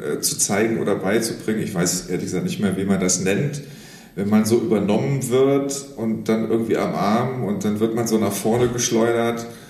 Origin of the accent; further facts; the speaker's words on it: Saarlouis, Saarland, Germany; ich komme aus dem Saarland, ich bin an der deutsch-französischen mhm. Grenze aufgewachsen